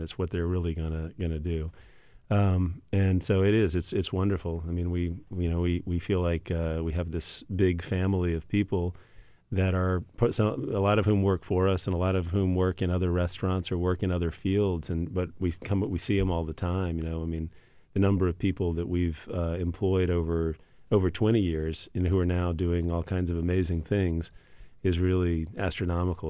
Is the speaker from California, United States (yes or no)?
no; Louisiana, United States; Growing up in Louisiana and, you know, an Italian grandma in Louisiana